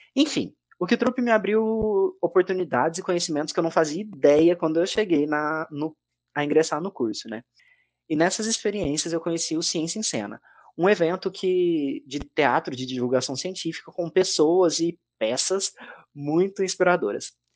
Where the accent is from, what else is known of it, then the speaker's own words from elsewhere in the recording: Três Pontas, Minas Gerais, Brazil; Eu sou natural de Três Pontas, Minas Gerais